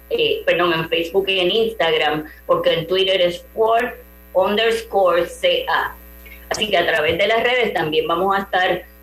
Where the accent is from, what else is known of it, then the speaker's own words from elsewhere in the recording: Puerto Rico; y yo que, como puertorriqueña no pronuncio mucho la e, S, lo enfatizo para que sepan que es en plural donativos ambientales